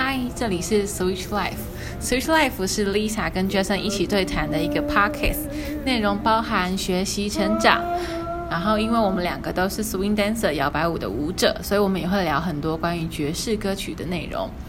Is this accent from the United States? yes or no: no; Yilan, Yilan County, Taiwan; 我是宜兰人